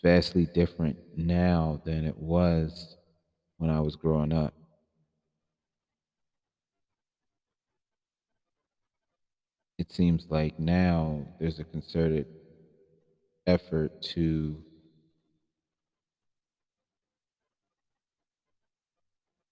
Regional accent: Philadelphia, Pennsylvania, United States; my hometown of Philadelphia

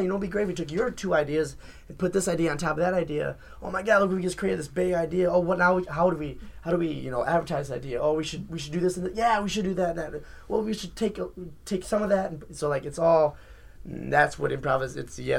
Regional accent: Elmont, New York, United States; Like, no, it's like, okay, fine. I'm from Elmont.

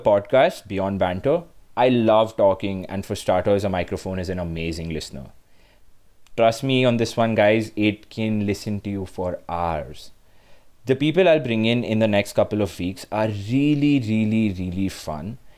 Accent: Mumbai, Maharashtra, India; also born or lived in Bangalore; I'm from Mumbai

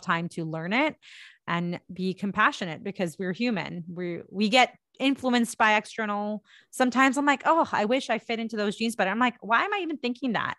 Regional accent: India; moved away; I am an Indian woman and I am an immigrant

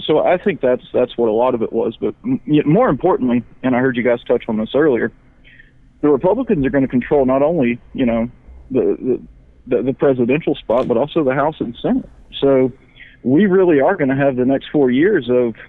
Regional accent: South Carolina, United States; I mean, my state, I mean, I'm from South Carolina

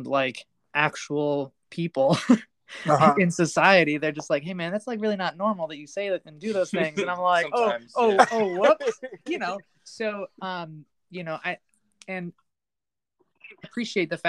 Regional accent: United States; I was born in America. I'm an American boy

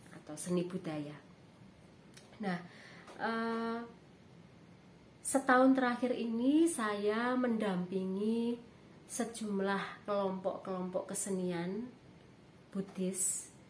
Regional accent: Surakarta, Central Java, Indonesia; Saya berasal dari Kota Budaya, Solo atau Surakarta, dan juga tinggal

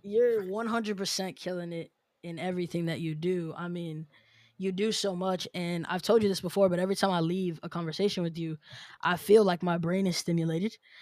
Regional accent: New York City, New York, United States; moved away; I'm originally from New York City.

